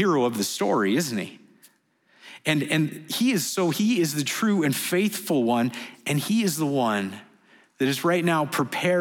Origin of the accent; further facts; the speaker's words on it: Canada; moved away as an adult; now in Dubai, United Arab Emirates; we're from Canada